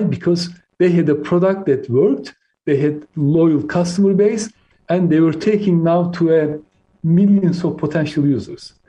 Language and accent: English; Turkey; first language Turkish; English is a second language; moved away as an adult; now in United Kingdom; I came to UK when I was 18, so I lived longer in the UK than I lived in my home country, Turkey.